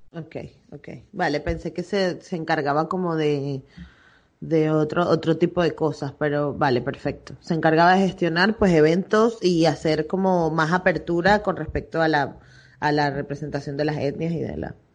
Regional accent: Venezuela; now in Barcelona, Spain

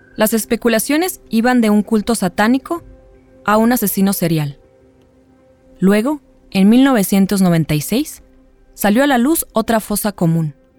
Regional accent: Mexico; como mexicanas, como periodistas

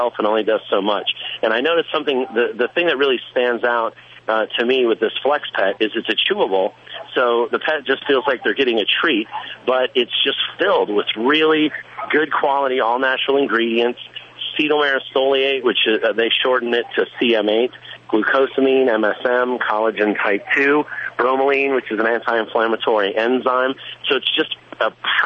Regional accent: Florida, United States; I'm from Florida.

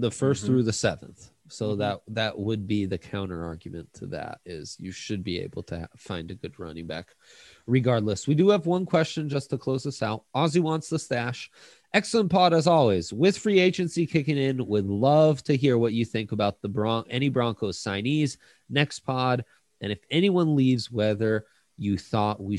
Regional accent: Italy; now in Denver, United States; I grew up in Italy, but was born here

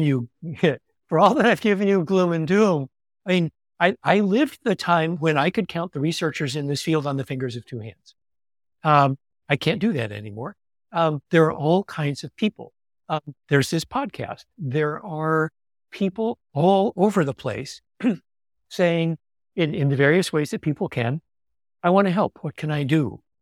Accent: California, United States; I'm a Californian. You know, we don't do job titles here.

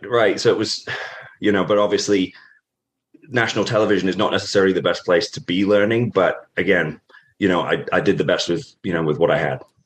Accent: Norfolk, East Anglia, East of England, United Kingdom; moved away; I grew up in Norfolk, uh, in on the east East Anglia in England.

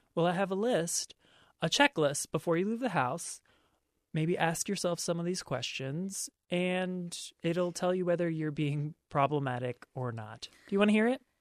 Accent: Maryland, United States; my home state of Maryland

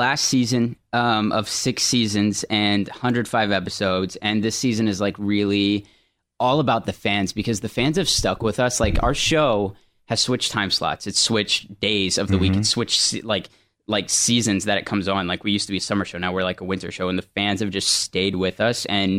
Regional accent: Thibodaux, Louisiana, United States; I'm from Thibodeaux.

